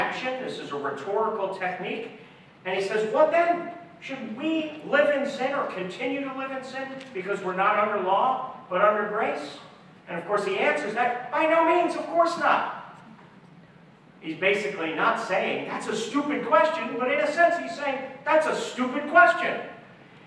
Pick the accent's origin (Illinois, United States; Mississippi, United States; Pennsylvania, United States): Pennsylvania, United States; Philadelphia; moved away as an adult; also born or lived in Oklahoma City, Oklahoma; we moved from Philadelphia to Oklahoma City